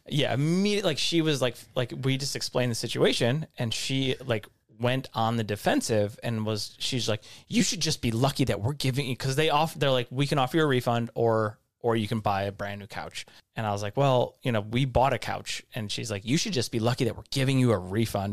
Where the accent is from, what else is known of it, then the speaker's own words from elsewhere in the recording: Livonia, Michigan, United States; now in California, United States; my hometown, Livonia, is full of Michigan lefts, especially right by my house